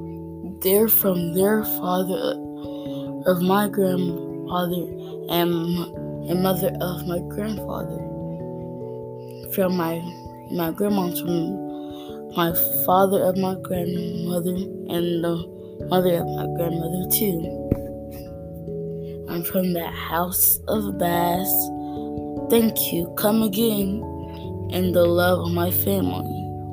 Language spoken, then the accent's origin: English; Elmwood, Georgia, United States; I'm from Elmwood. I'm from Georgia. I'm from the United States of America.